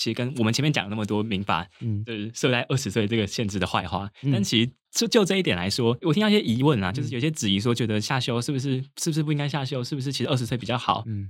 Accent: Taipei, Taiwan; 我自己是个人是比较幸运，因为我老家在台北，所以我其实还是住家里。

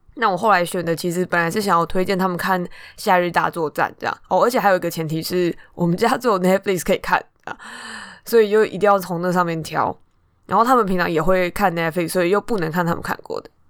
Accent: Taipei, Taiwan; 我是台北人

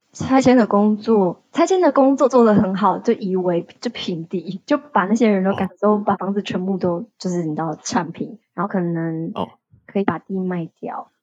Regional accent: Taiwan; moved away as an adult; now in Phnom Penh, Cambodia; 我以我一个台湾人以外，还有另外一个台湾人，就是两个台湾人。

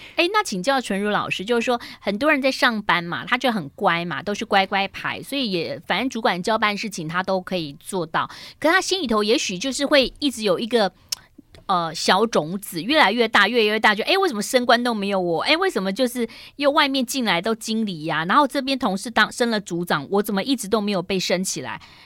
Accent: Taiwan; 我们台湾人

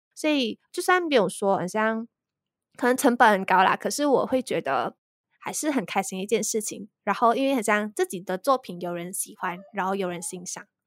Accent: Malaysia; 我是来自马来西亚

